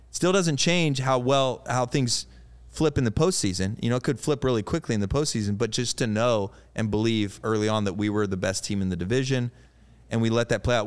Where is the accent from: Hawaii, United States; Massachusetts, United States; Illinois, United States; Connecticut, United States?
Illinois, United States; Eureka; I grew up in Illinois, right? So I just have this Midwest kid in me